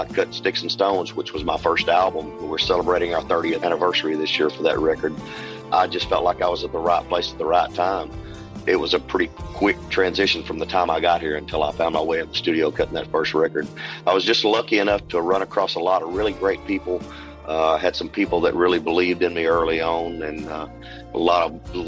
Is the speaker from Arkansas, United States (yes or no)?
yes; Southwest Arkansas, United States; also born or lived in East Texas; now in Nashville, United States; I grew up in Southwest Arkansas